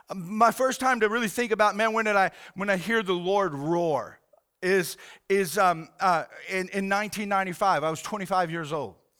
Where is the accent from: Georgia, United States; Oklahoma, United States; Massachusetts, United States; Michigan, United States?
Oklahoma, United States; Oklahoma City; I grew up in Oklahoma City